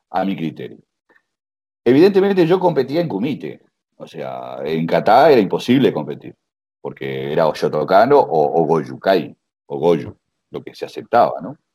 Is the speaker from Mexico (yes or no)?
no; Uruguay; also born or lived in United States / Spain; now in Canada; a ver, yo me fui, eh, me fui em, hace 20 años de Uruguay